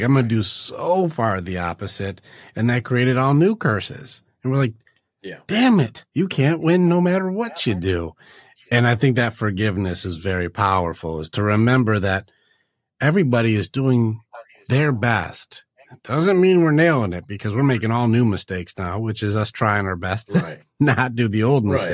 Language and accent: English; Detroit, Michigan, United States; I grew up in a Sparta lifestyle. We grew up in Detroit, which was not a fun area.